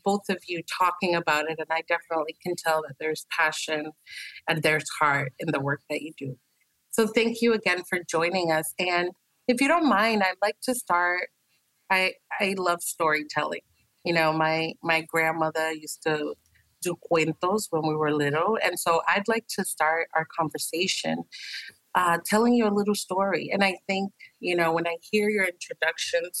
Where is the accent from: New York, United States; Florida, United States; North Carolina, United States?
New York, United States; New York City; first language Spanish; English is a second language; when I was born in Harlem, but my family for a really long time lived in Washington Heights, which is uptown Manhattan